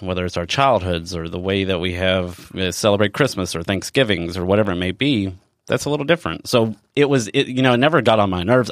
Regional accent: Elizabethtown, Kentucky, United States; moved away; I come from Elizabethtown, Kentucky, um, which is a very small town as well

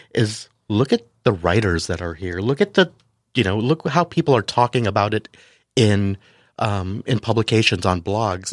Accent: San Diego, California, United States; also born or lived in Manila / Canada / France; I came here, uh, grew up here

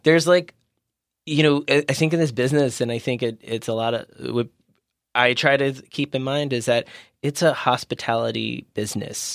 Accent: Maryland, United States; moved away as an adult; also born or lived in Washington, D.C.; now in San Diego, United States; I grew up in Maryland.

